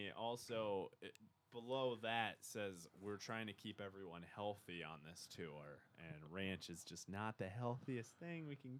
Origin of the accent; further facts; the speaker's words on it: Wisconsin, United States; Well, I mean, we're all from Wisconsin. We know our small town.